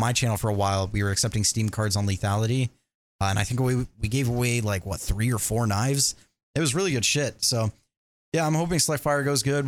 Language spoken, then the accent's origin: English; Canada; I'm Canadian